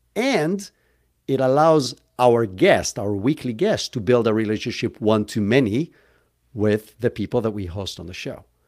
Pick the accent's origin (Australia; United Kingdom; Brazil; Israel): Israel; moved away as an adult; now in United States; I grew up in Israel, hence where if you were kind of, like, trying to pick up the accent, that's where I'm from